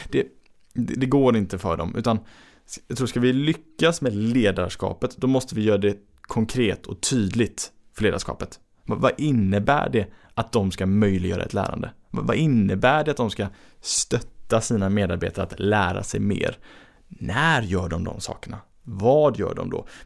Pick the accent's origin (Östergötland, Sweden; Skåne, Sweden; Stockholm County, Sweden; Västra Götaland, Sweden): Västra Götaland, Sweden; Gothenburg; som göteborgare så är det ju liksom, man blir varm inombords